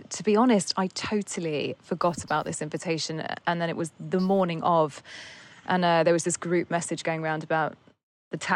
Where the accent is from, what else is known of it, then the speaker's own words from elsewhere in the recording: England, United Kingdom; You know, I'm very English.